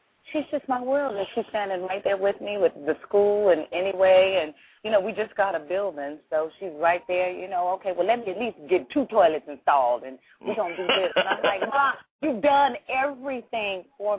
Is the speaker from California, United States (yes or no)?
yes; Los Angeles, California, United States; I'm from South Central